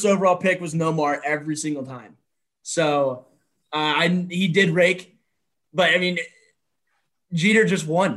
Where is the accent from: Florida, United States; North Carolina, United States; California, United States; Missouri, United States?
Florida, United States; Jacksonville; I was born and raised down here in Jacksonville